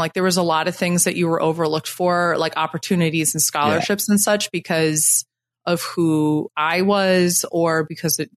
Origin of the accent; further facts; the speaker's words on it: Syracuse, New York, United States; moved away as an adult; now in Brooklyn, United States; I grew up, I was born in Syracuse, New York, and I lived in the Syracuse area and then about 2 hours north of Syracuse for most of my life